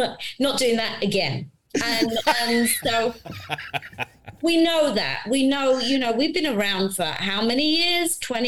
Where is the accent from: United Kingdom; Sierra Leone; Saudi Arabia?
United Kingdom; now in United States; me being British, but in America